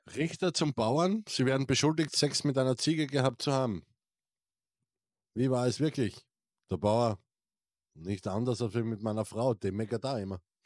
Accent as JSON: {"language": "German", "region": "Styria", "country": "Austria", "said": "ich bin ja aus der St. Eiermark"}